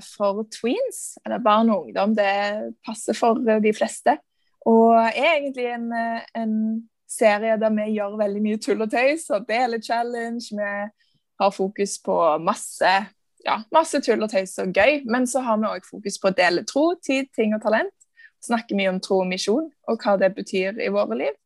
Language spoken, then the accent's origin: Norwegian; Stavanger, Rogaland, Norway; Jeg er fra Stavanger.